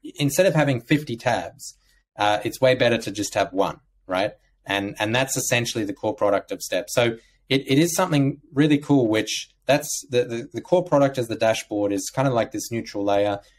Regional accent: Australia; growing up in Australia

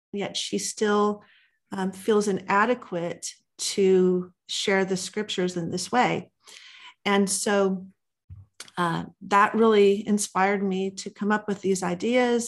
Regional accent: Los Angeles, California, United States; moved away as an adult; now in Texas, United States; I'm originally born and raised in Los Angeles, California

